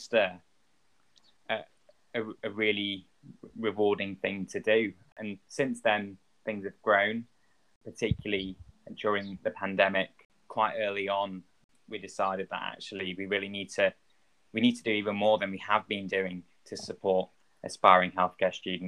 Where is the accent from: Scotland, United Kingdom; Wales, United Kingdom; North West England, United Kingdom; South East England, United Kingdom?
North West England, United Kingdom; Manchester; moved away; also born or lived in London; I'm originally from Manchester and I was training in London